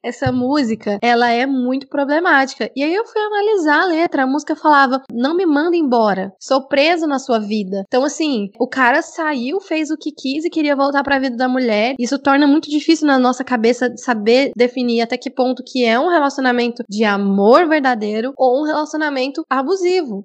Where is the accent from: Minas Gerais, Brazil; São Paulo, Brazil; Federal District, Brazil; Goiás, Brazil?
Goiás, Brazil; Goiânia; Eu sou de Goiânia